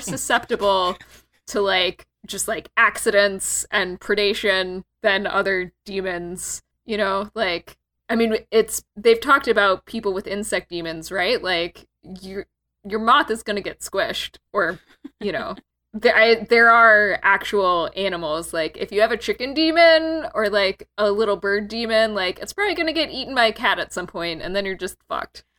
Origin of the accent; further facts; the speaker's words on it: Texas, United States; I'm from Texas